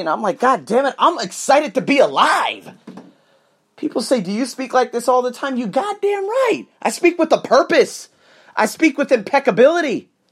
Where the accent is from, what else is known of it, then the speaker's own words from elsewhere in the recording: United States; I'm American